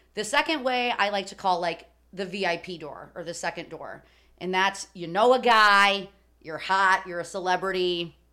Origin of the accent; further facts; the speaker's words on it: Chicago, Illinois, United States; growing up in Chicago